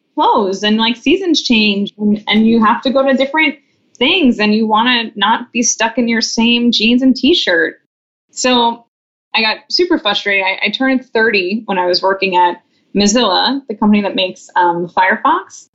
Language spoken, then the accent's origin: English; Long Island, New York, United States; now in San Francisco, United States; I'm from Long Island